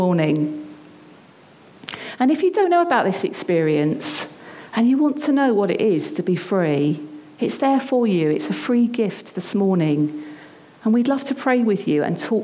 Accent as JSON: {"language": "English", "country": "United Kingdom", "lives_now": "London, United Kingdom", "said": "us as British people."}